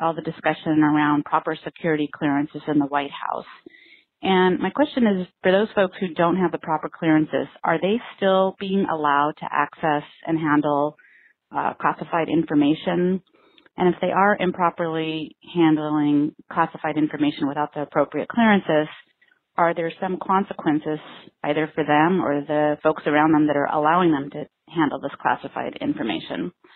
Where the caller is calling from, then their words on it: Laguna Niguel, California, United States; I'm calling from Laguna Niguel, California.